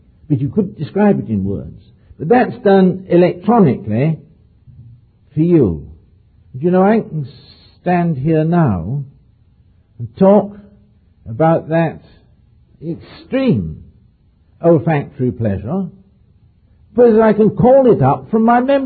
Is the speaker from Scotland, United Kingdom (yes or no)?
no; near Oxford, South East England, United Kingdom; on the farm where I was brought up near Oxford